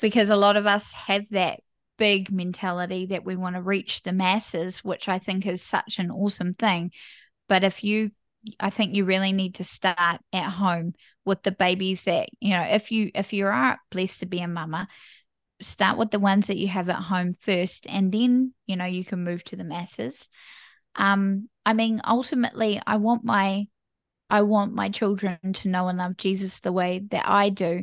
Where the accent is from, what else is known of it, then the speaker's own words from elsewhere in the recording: New Zealand; I am from New Zealand, small little country, bottom of the world.